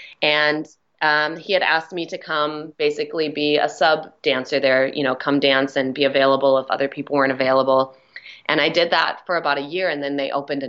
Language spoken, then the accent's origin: English; Minneapolis, Minnesota, United States; moved away as an adult; now in Los Angeles, United States; Minneapolis, Minnesota.